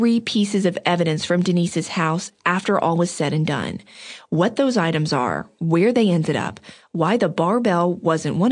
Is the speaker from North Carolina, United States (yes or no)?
yes; Outer Banks, North Carolina, United States; I grew up on the Outer Banks, and so did Mike